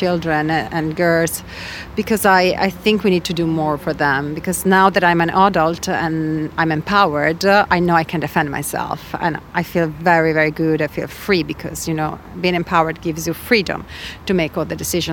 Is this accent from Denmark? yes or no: no; Padua, Veneto, Italy; I grew up in Italy, in Padua